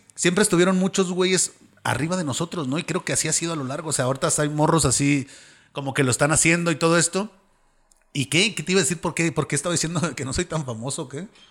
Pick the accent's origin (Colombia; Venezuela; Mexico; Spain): Mexico; Baja California Sur; moved away as an adult; now in Mexico City, Mexico; la Baja Sur, que es donde soy yo